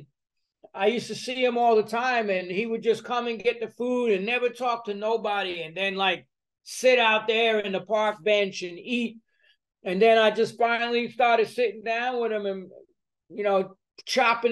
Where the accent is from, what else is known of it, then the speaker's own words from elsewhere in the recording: New York City, New York, United States; I'm a New Yorker